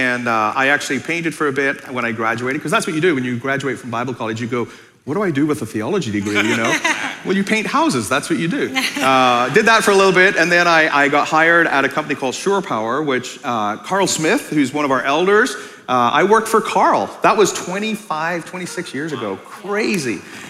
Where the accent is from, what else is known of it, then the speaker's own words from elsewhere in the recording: Belfast, Northern Ireland, United Kingdom; moved away as an adult; now in United States; So yeah, so I'm originally from Ireland and moved here 30 years ago, so I sounded a little different back then. So, because I'm from Belfast Lake and up there, you know, talk a little bit like this, you know.